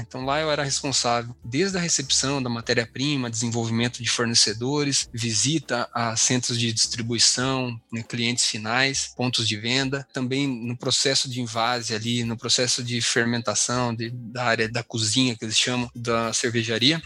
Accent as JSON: {"language": "Portuguese", "town": "Taguaí", "region": "São Paulo", "country": "Brazil", "also_born_or_lived": "Marília / Guarapuava, Paraná / Belém", "moved": "as an adult", "lives_now": "Paraná, Brazil", "said": "Eu sou do interior de São Paulo, tá? Uma cidadezinha bem, bem pequena chamada Taguaí."}